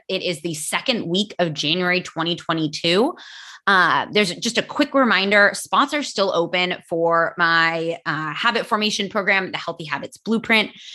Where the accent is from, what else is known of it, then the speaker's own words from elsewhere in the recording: United States; first language English; I am American and my English is native